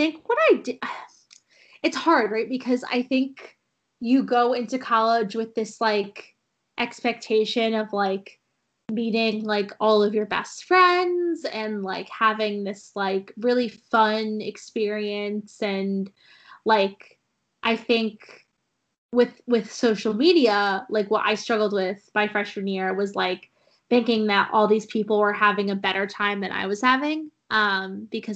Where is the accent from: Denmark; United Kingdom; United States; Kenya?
United States; New England; growing up in New England